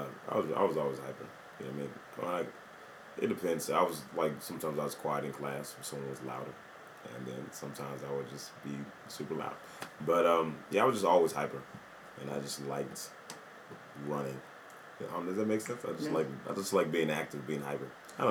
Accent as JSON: {"language": "English", "town": "Memphis", "region": "Tennessee", "country": "United States", "also_born_or_lived": "Portland / Orlando / Atlanta", "said": "Yeah, I was born in Portland. I moved from Memphis back to Portland, and I moved to Orlando afterwards."}